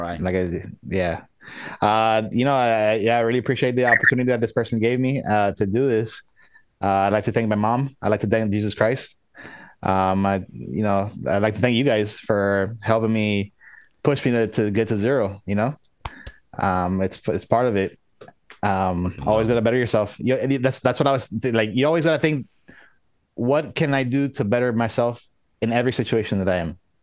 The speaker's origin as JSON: {"language": "English", "country": "United States", "tie": "born or raised there", "said": "I was born in the U.S."}